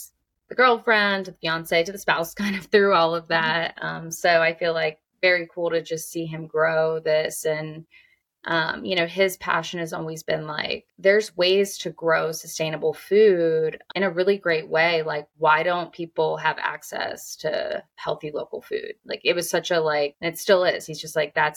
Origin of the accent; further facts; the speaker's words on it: Bucks County, Pennsylvania, United States; moved away; also born or lived in Houston; I'm from Bucks County, did a lot of really great internships with, you know, firms in Philadelphia